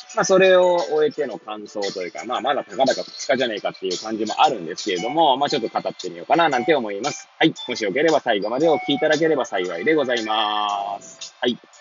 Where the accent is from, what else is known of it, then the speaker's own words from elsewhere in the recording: Hachioji, Tokyo, Japan; moved away as an adult; now in Kamaishi, Japan; 八王子育ち、震災の前の年から釜石で働くポンコツ